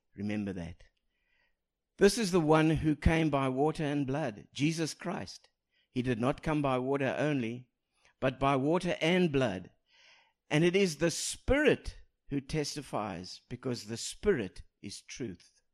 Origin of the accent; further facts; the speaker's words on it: South Africa; moved away; I speak proper English with an accent because I come from South Africa.